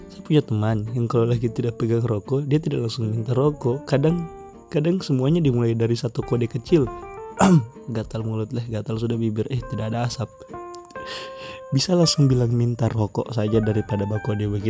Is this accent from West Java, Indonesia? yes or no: no; Palu, Central Sulawesi, Indonesia; saya memang orang Palu dan saya bikin podcast ini itu tentang cerita ini itu